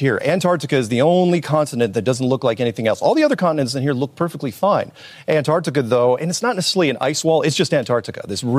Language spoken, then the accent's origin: English; United States; I'm an American.